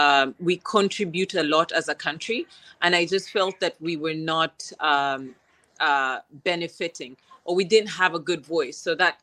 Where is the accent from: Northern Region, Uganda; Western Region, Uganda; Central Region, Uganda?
Central Region, Uganda; Kampala; moved away as an adult; also born or lived in Kabale, Uganda / Namagunga, Uganda / Kisoro, Uganda / United States; now in Guangzhou, China; I was born in Kampala, and to an engineer father and a police officer mother. I went to school in Kabale, a small school called Kabale Preparatory School. And from there, I went to Namagunga.